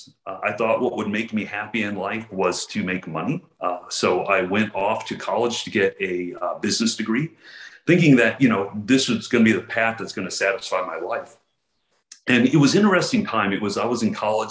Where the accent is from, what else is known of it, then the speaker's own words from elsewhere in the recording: Houston, Texas, United States; I grew up in Houston, Texas, on the north side of Houston, in the 80s and 90s